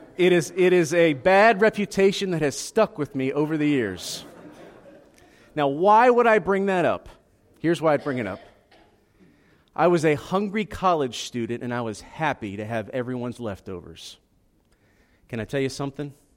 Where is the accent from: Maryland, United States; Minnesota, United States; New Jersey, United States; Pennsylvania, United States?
Pennsylvania, United States; Philadelphia; moved away as an adult; also born or lived in Southeast Georgia; I'm Italian. I grew up in Philadelphia.